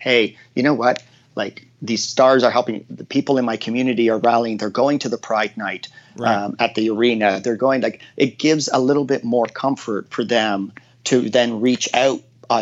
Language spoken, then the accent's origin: English; Hamilton, Ontario, Canada; growing up in Hamilton where they, like, you just had no resources